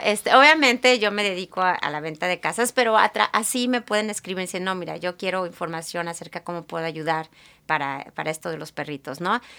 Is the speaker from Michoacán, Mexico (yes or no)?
no; Guadalajara, Jalisco, Mexico; moved away as an adult; now in Seattle, United States; yo soy de Guadalajara, ahí crecí